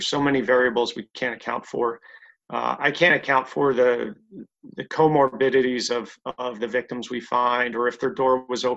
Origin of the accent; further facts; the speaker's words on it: near Atlantic City, New Jersey, United States; I grew up in New Jersey, right next to Atlantic City